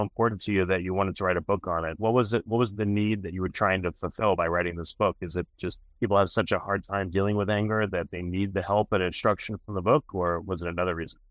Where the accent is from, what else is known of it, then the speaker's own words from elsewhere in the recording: New York, United States; moved away; I'm from New York